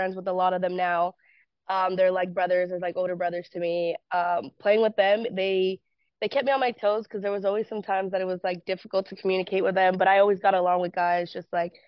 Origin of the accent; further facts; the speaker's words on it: California, United States; moved away as an adult; also born or lived in Florida; Born and raised in California